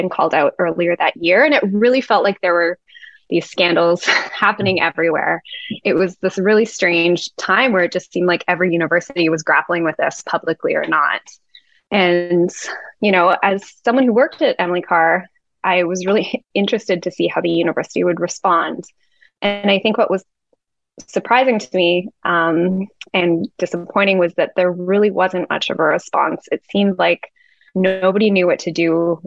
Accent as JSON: {"language": "English", "town": "Vancouver", "region": "British Columbia", "country": "Canada", "tie": "born or raised there", "said": "I'm a member of the Muskeg Lake Cree Nation, which is in Treaty 6, but I grew up in Vancouver"}